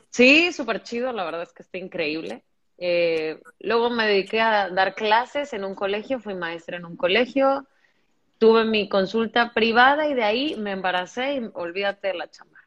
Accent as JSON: {"language": "Spanish", "region": "Veracruz", "country": "Mexico", "said": "yo soy de Veracruz"}